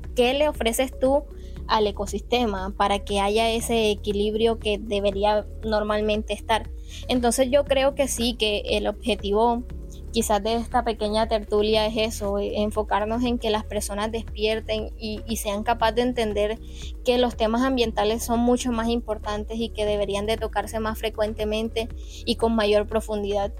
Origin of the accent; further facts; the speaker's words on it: Baranoa, Atlántico, Colombia; yo amante de mi tierra obviamente sé la riqueza que, mi Baranoa me ofrece